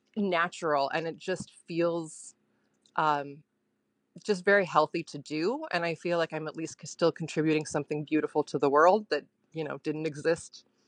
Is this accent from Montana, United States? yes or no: yes; Montana, United States; also born or lived in England / Azores / North Dakota; now in St. Paul, United States; Originally, I'm from Montana. And then I went to school in Bemidji.